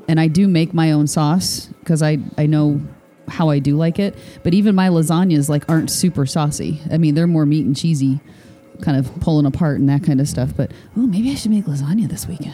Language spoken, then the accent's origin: English; Michigan, United States; born or raised there; moved away